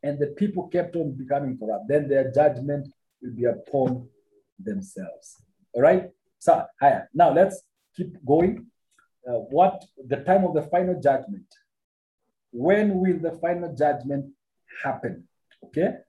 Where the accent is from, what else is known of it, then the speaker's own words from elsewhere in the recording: Kenya; I'm a Kenyan